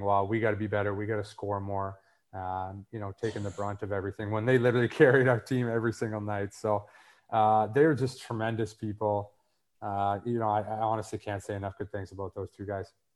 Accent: Winnipeg, Manitoba, Canada; growing up in Winnipeg

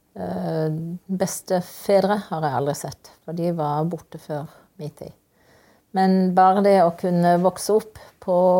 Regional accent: Kristiansand, Agder, Norway; jeg vokste opp i Kristiansand.

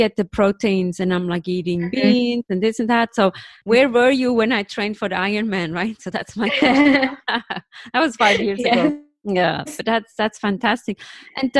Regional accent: Switzerland; I come from Switzerland

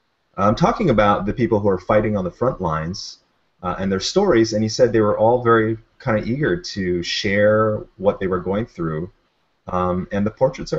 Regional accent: Honolulu, Hawaii, United States; broadcasting to you from Honolulu, Hawaii, my hometown

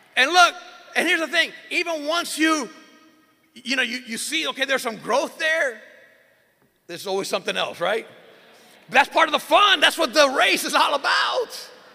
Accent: Miami, Florida, United States; also born or lived in Puerto Rico; I am originally born and raised in Miami.

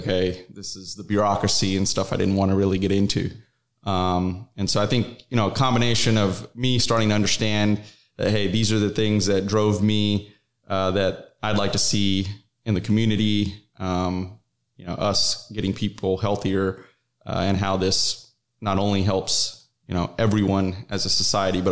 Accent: North Carolina, United States; moved away as an adult; now in Dallas-Fort Worth, United States; I'm originally from North Carolina

